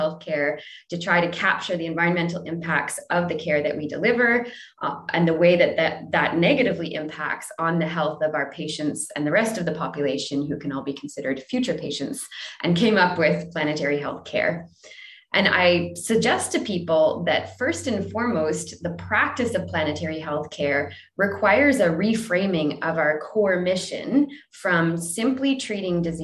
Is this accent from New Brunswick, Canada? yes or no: yes; New Brunswick, Canada; also born or lived in Ontario; now in Vancouver, Canada; I grew up on the East Coast in the least known province of New Brunswick